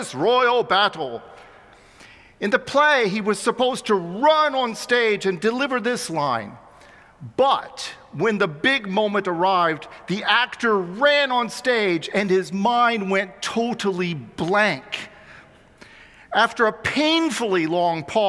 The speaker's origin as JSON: {"language": "English", "town": "Xenia", "region": "Ohio", "country": "United States", "tie": "born or raised there", "moved": "yes", "said": "I was almost 12 years old, growing up in my hometown of Xenia, Ohio"}